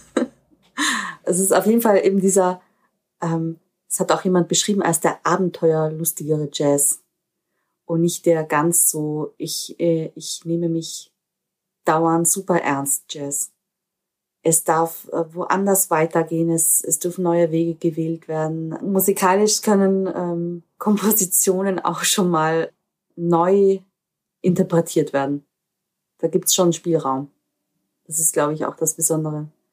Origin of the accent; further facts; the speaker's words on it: Austria; ich bin eine Österreicherin mit, mit diesen slawischen Wurzeln